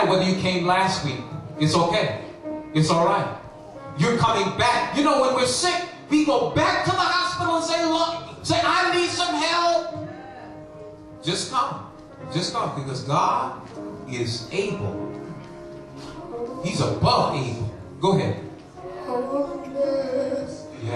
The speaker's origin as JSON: {"language": "English", "country": "Trinidad & Tobago", "said": "I'm from Trinidad and Tobago"}